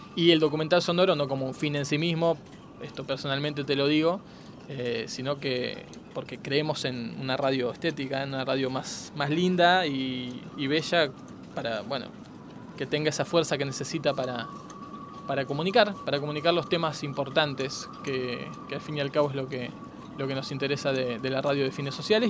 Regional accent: Argentina

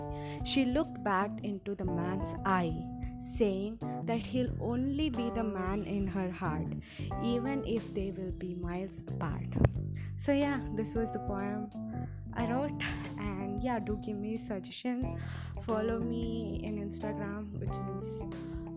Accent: Chennai, Tamil Nadu, India; I'm from Chennai, India.

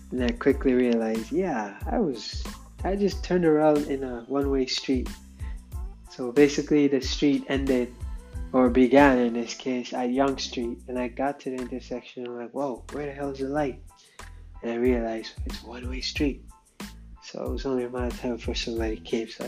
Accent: England, United Kingdom; accent: English; I tell you how my how audible my English accent is.

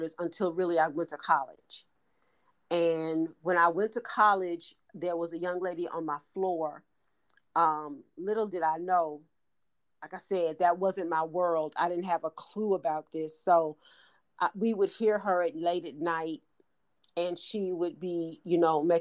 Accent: Gary, Indiana, United States; my hometown as well, Gary, Indiana

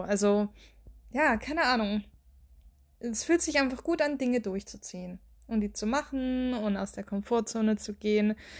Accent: Baden-Württemberg, Germany; moved away as an adult; also born or lived in Bavaria; now in near Würzburg, Germany; Also ich komme ja eigentlich aus Baden-Württemberg und bin dann auch umgezogen für den Job.

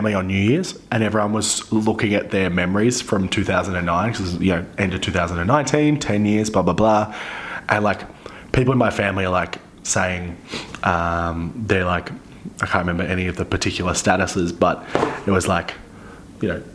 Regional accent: Central Coast, New South Wales, Australia; moved away; I am from the Central Coast. Like, originally

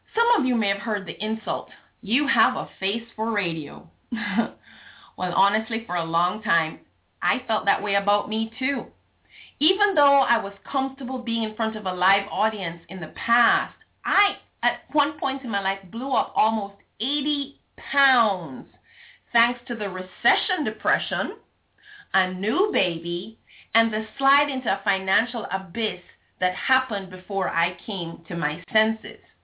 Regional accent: Jamaica; being Jamaican, not Southern American

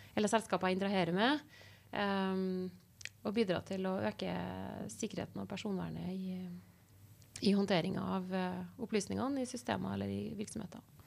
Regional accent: Trondheim, Trøndelag, Norway; jeg er født og oppvokst her i Trondheim

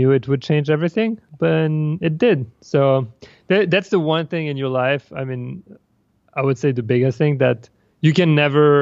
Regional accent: France; moved away as an adult; also born or lived in Paris; now in New York, United States; I come from France and was raised and like kind of formatted to either become an engineer

